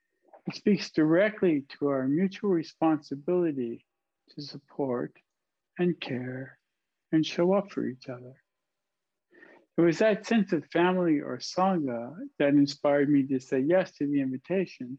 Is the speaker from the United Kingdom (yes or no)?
no; Canadian Prairies, Canada; as a boy when I was growing up on the Canadian prairie